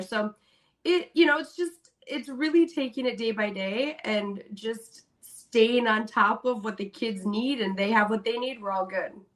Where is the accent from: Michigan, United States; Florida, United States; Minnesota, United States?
Minnesota, United States; I'm from Minnesota